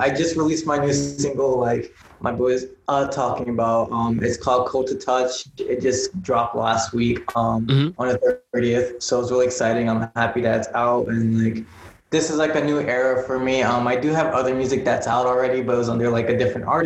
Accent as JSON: {"language": "English", "region": "East Coast", "country": "United States", "lives_now": "Los Angeles, United States", "said": "like I'm from the East Coast, cars aren't like essential"}